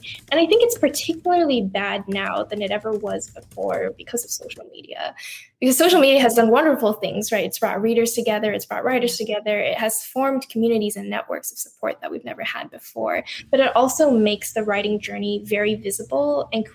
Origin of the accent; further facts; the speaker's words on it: United States; I'm Chinese American.